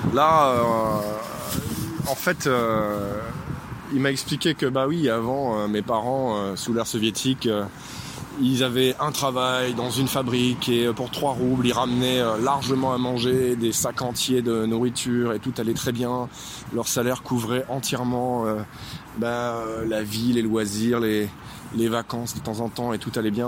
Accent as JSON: {"language": "French", "country": "France", "said": "Je suis français"}